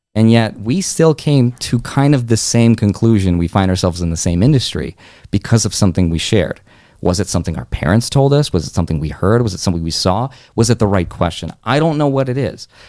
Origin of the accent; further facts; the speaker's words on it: Russia; moved away; I was born in Russia, like mm-hmm. in a mm-hmm. broke country. Right? Had I been born like one door to the right, I would have never even been able to leave that country